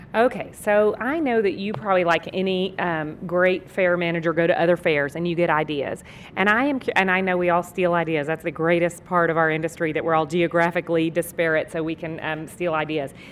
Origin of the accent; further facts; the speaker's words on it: Texas, United States; I'm from Texas